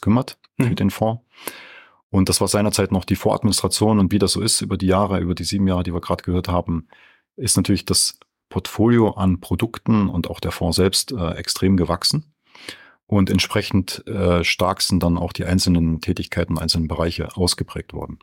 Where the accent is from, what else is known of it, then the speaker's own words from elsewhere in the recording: Franconia, Bavaria, Germany; bin ich viel in meiner Heimat Franken unterwegs